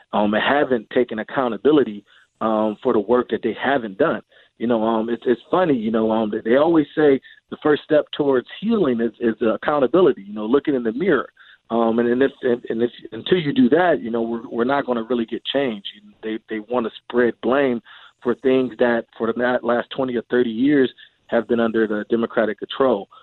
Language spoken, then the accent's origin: English; Cleveland, Ohio, United States; moved away; I'm from Cleveland, Ohio, and, uh, many of the communities that I grew up around